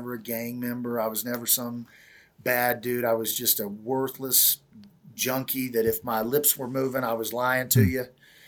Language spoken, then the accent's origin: English; Kansas, United States; I make my way eventually back to Kansas. And the day before Thanksgiving in 2004, I'm in my hometown